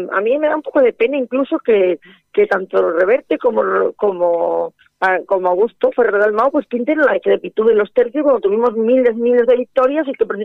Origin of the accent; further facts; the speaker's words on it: Galicia, Spain; Bueno, yo es que lo siento, como soy gallega, yo pienso que la vertebración europea vino del Camino de Santiago.